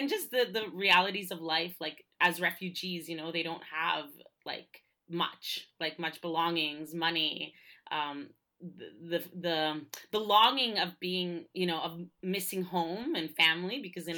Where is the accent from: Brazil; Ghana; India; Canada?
Canada; Ottawa, Ontario; moved away as an adult; also born or lived in Montreal, Canada / France; now in Guangzhou, China; I was born in Montreal but grew up in Ottawa